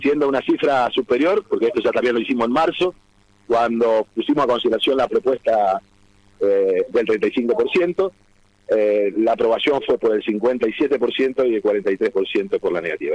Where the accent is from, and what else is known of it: Argentina; now in Santa Fe, Argentina